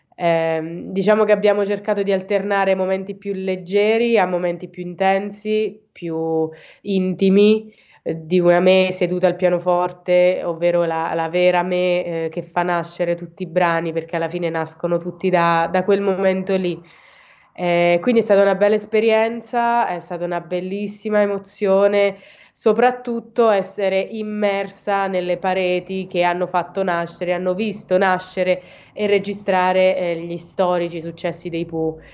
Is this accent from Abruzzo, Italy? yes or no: yes; Province of Teramo, Abruzzo, Italy; vengo dall'Abruzzo, in provincia di Teramo